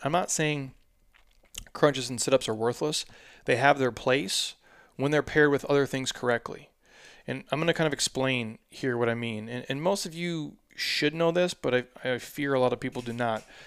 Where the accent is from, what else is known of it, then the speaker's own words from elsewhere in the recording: Midwest, United States; I'm from the Midwest, born and raised, so these are my people